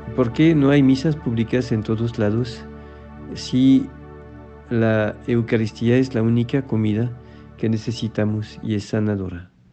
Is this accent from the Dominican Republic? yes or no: no; France; now in Mexico; un sacerdote en Francia en mi tierra